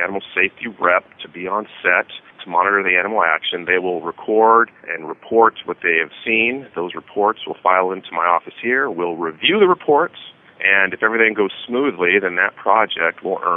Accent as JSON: {"language": "English", "town": "Albuquerque", "region": "New Mexico", "country": "United States", "tie": "born or raised there", "moved": "yes", "said": "New Mexico, my home state. I grew up in Albuquerque"}